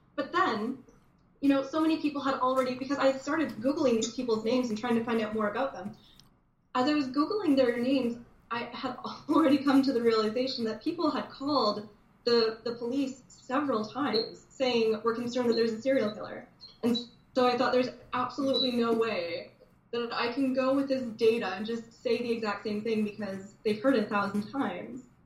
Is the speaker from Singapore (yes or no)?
no; Dryden, Ontario, Canada; now in Toronto, Canada; growing up in Dryden, you know, you have to understand what a small town this is